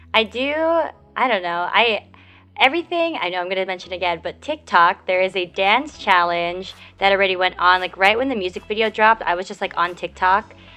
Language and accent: English; United States; we're American